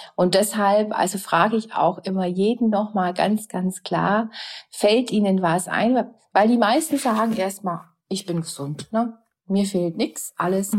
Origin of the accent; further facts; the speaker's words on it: Germany; bei uns in Deutschland